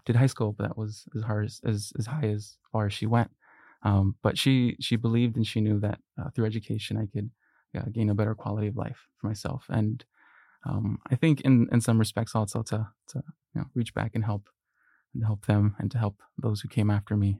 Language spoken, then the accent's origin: English; Long Beach, California, United States; English is a second language; also born or lived in Mexico; I was born in Mexico, and at the age of six, uh, my family and I immigrated here. uh, and specifically to Long Beach, California, which is where I, I've, I've grown up